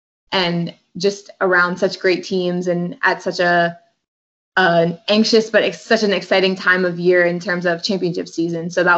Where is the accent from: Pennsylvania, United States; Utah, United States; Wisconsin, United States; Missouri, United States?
Pennsylvania, United States; King of Prussia; So I'm from King of Prussia, if you know the Philadelphia area.